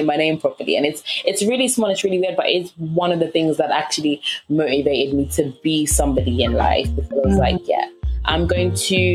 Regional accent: Zambia; moved away; I'm not from London. I'm originally Zambian, and I have, the South African Zulu heritage to my family

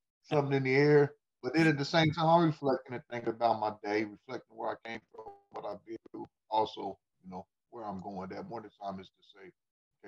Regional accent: Sedalia, Missouri, United States; I'm originally from Sedalia, Missouri

